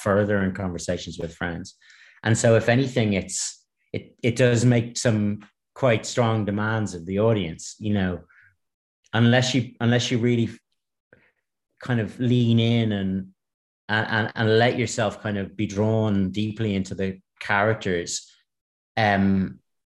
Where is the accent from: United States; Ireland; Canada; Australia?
Ireland; I'm Irish and I grew up here